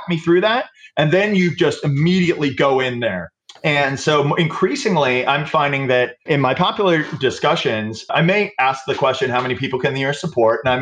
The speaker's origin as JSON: {"language": "English", "region": "the American South", "country": "United States", "tie": "born or raised there", "said": "I grew up in the American South in the 70s"}